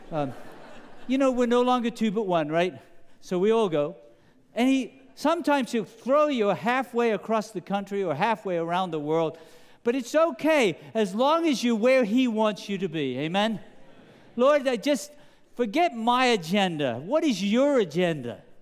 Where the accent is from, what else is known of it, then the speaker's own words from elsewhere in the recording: England, United Kingdom; accent: British; now in United States; I remember growing up in England that there was a very famous game in, in the United States of America.